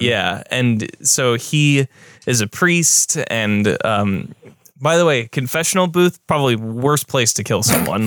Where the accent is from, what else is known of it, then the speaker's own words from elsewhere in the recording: United States; as an American